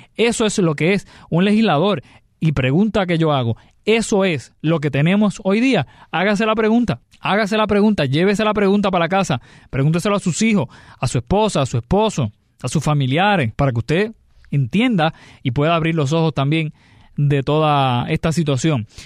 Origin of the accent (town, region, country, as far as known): Puerto Rico